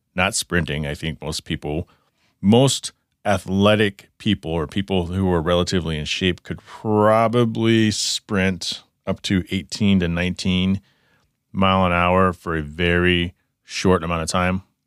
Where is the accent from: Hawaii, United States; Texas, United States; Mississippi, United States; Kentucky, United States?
Texas, United States; Dallas; now in Arizona, United States; I grew up in, in the Dallas-Fort Worth area